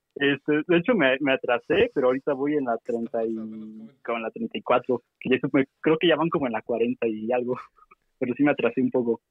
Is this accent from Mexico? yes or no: yes; Oaxaca, Mexico; now in Mexico City, Mexico; soy de Oaxaca